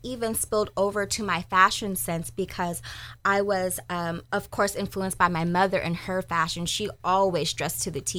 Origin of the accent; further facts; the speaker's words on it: Sacramento, California, United States; I am a Sacramento native, born and raised in Del Paso Heights